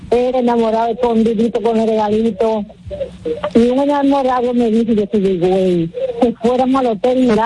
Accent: Dominican Republic; now in New Jersey, United States; yo soy dominicana de New Jersey, de papel.

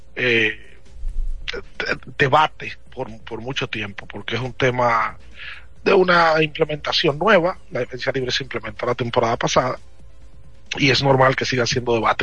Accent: Dominican Republic; somos muy dominicanos

